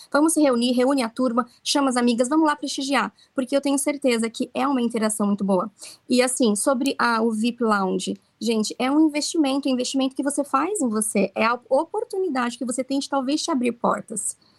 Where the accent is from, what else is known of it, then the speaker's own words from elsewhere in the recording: Brazil; now in Okinawa, Japan; Nós somos brasileiros aqui